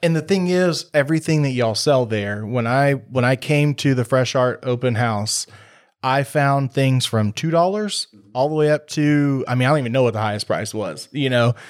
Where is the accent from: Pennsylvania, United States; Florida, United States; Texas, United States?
Texas, United States; Waller; now in Tomball, United States; I grew up in Waller